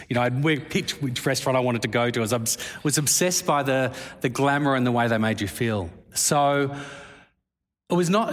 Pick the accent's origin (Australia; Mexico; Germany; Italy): Australia; moved away as an adult; now in London, United Kingdom; being an Australian